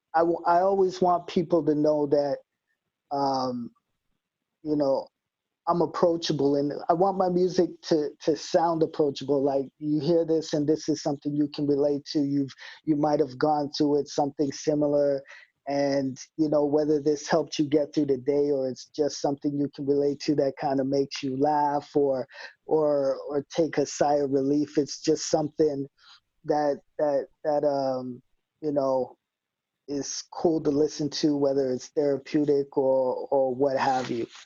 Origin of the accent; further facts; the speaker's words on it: Winnipeg, Manitoba, Canada; I don't live in the West End anymore, but I rep it always.